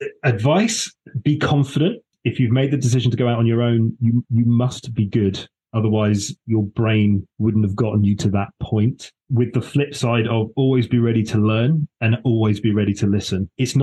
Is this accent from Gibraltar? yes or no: yes; Gibraltar; I'm like, oh, by the way, I'm from Gibraltar, it's lovely, you should visit.